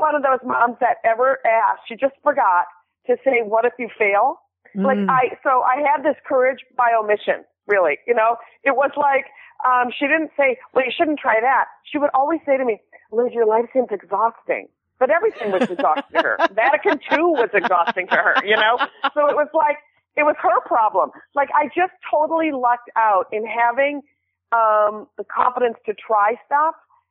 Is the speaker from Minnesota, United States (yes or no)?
yes; Minneapolis, Minnesota, United States; I grew up in Minneapolis.